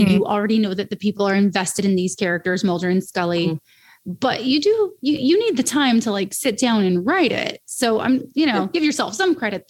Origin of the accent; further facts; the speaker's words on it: Los Angeles, California, United States; I'm from Los Angeles